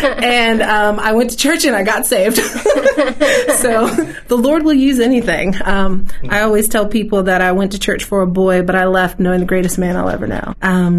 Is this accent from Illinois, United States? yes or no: yes; Chicago, Illinois, United States; I'm from Chicago, and I always grew up in church, but I really didn't come to know the Lord until I was in college.